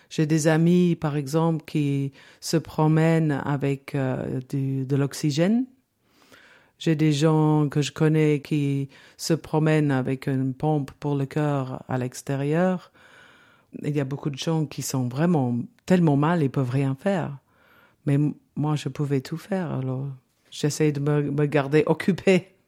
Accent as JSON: {"language": "French", "region": "England", "country": "United Kingdom", "second_language": "French", "said": "Donc, euh, on était deux anglaises à se parler en français."}